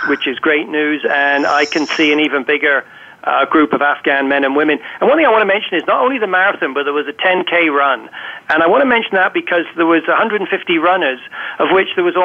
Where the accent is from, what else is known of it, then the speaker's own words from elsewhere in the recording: England, United Kingdom; now in Canada; I was born in England, live in Canada